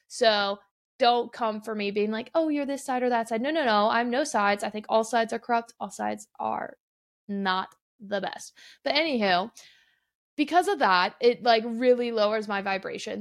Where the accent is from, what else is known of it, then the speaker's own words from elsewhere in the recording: Midwest, United States; now in Arizona, United States; I'm from the Midwest originally